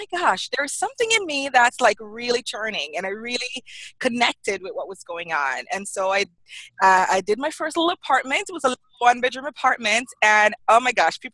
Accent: Jamaica; moved away as an adult; now in United States; I grew up in Jamaica

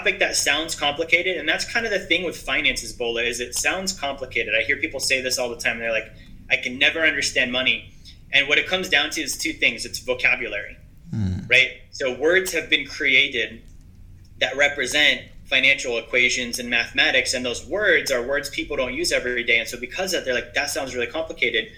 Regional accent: Alaska, United States; I'm from Alaska

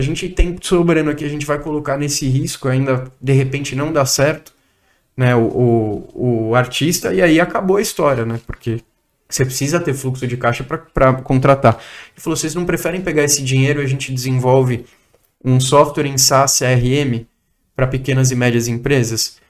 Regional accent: Cotia, São Paulo, Brazil; eu sou nascido em São Paulo. A minha mãe é nascida no interior de São Paulo. Meu pai é nascido em São Paulo também. É, eu tive uma infância, uma grande maior parte dela na Granja Viana, em Cotia, que é um município aqui perto de São Sim. Paulo

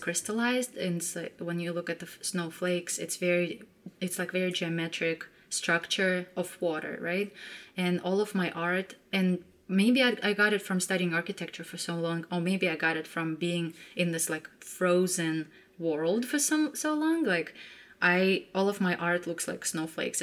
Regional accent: Nefteyugansk, Khanty-Mansi Autonomous Okrug, Russia; moved away; I grew up in Siberia, in a very small town. It's kind of like if you look at Russia and just like poke right in, like in the middle, that's where my town was. It's called Neftyugansk.

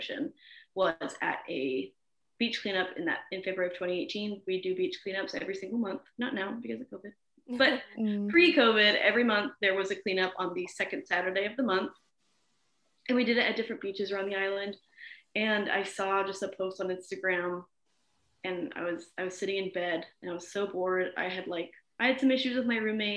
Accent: Arizona, United States; also born or lived in Texas; I am from Arizona. Well, I was born and adopted in Texas, but then we moved to Arizona, and Arizona is where I've like lived most of my life that I have the formulated memories

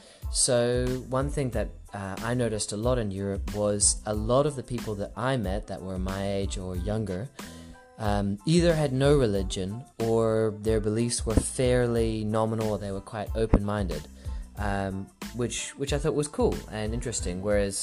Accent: Singapore; also born or lived in New Zealand; now in Australia; So I was born in New Zealand, grew up in Singapore, and I've lived in Australia for about 13 years.

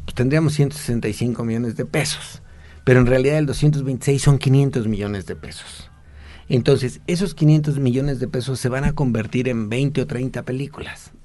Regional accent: Mexico

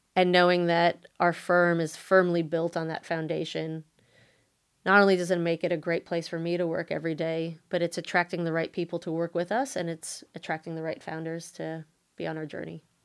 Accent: United States; moved away as an adult; now in Australia; I was born and raised in the States

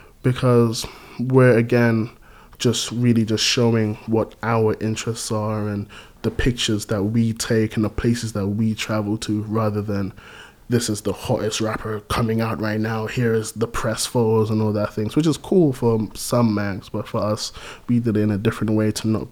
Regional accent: Gambia; like growing up in Gambia, there was a huge like reggae influence there.

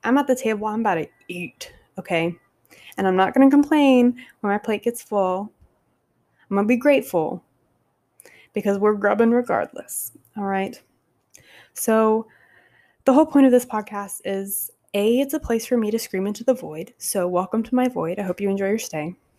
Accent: Savannah, Georgia, United States; moved away as an adult; now in Long Beach, United States; from Savannah

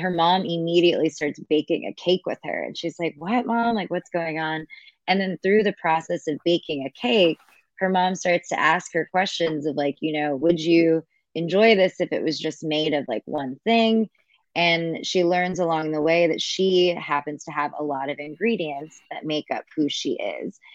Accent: Kingsburg, California, United States; moved away as an adult; also born or lived in Los Angeles; I grew up in Central California, so a small town called Kingsburg. It's outside of Fresno

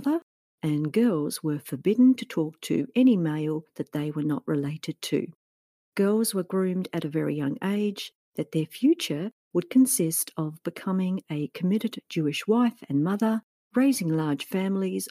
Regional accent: Australia; living here in my home country of Australia

